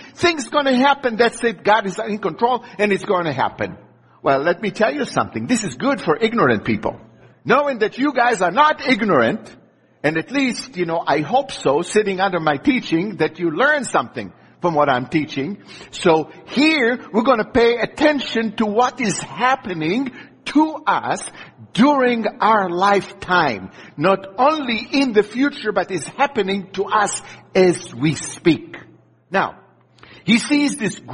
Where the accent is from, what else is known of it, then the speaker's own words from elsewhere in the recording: Israel; moved away; I grew up in Israel